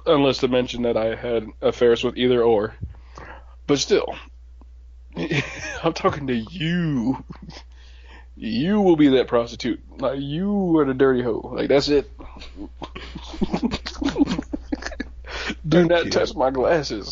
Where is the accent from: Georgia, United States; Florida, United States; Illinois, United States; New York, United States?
New York, United States; Schenectady; I grew up in Schenectady